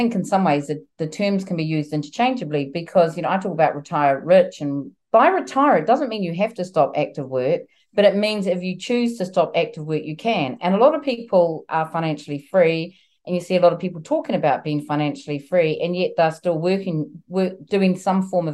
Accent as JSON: {"language": "English", "country": "New Zealand", "moved": "yes", "lives_now": "United Kingdom", "said": "I'm originally from New Zealand and I'm currently here in the UK, and I've been here a long time"}